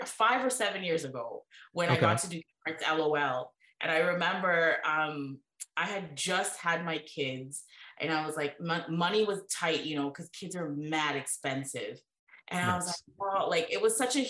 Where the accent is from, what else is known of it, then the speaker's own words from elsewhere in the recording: India; also born or lived in Brampton, Canada; now in Canada; growing up in India and coming here to Canada